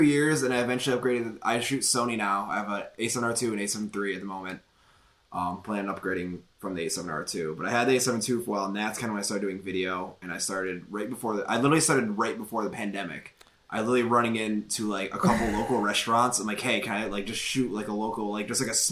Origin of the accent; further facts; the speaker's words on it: Midwest, United States; also born or lived in Toledo, Ohio; I'm from the Midwest. I'm in Toledo, Ohio